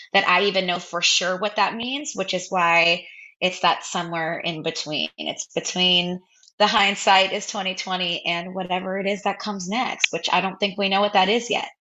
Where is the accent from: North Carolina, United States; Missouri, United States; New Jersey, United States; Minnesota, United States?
New Jersey, United States; also born or lived in Brooklyn, New York; i grew up in new jersey I was born in Brooklyn, but then moved to New Jersey